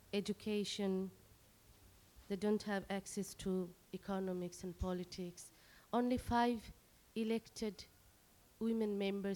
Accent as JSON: {"language": "English", "country": "Bangladesh", "first_language": "Bengali", "second_language": "English", "moved": "as an adult", "said": "I am totally detached from Bengali society, Bengali culture, and my language, Bengali language. So sometimes it is difficult to continue my writing in my language because I'm so far here."}